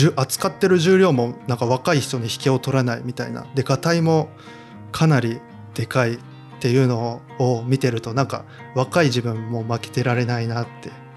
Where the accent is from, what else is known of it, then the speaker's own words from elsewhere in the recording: Tottori, Japan; also born or lived in Kochi / Osaka; 出身というか地元が鳥取なんで